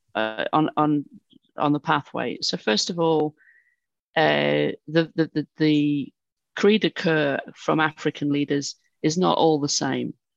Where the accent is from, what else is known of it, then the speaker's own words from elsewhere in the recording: United Kingdom; from my accent, I'm, I'm British